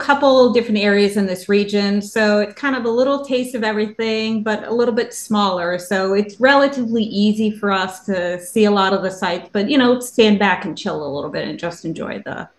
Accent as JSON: {"language": "English", "town": "New York City", "region": "New York", "country": "United States", "moved": "yes", "said": "I'm from New York City originally. So I spent most of my life there and lived a couple different areas."}